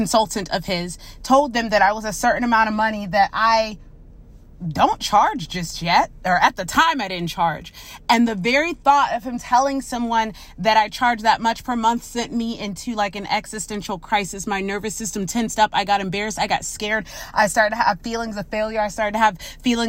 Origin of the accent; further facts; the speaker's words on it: Orlando, Florida, United States; I grew up here in Orlando